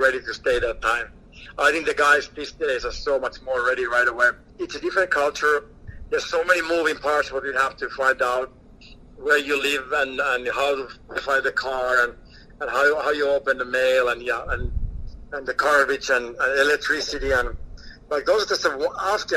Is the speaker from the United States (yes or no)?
no; Finland; moved away as an adult; Growing up in Finland, we don't have a trade